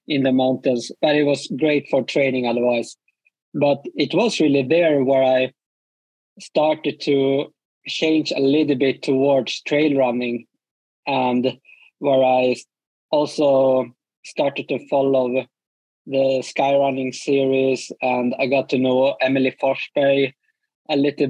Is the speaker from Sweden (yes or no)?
yes; Falun, Dalarna County, Sweden; moved away as an adult; also born or lived in Åre, Sweden; now in Trondheim, Norway; I was born in Falun, Borlänge, like in the middle of Sweden